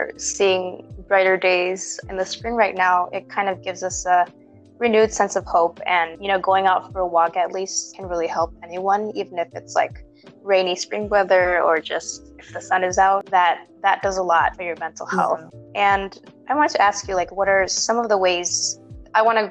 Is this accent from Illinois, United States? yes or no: yes; Chicago, Illinois, United States; I'm also from a big city. I'm from Chicago